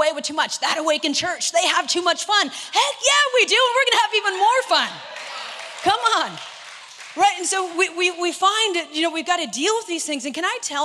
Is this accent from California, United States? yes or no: yes; Northern California, United States; moved away as an adult; now in Southern California, United States; I'm from Northern California. I do not have an accent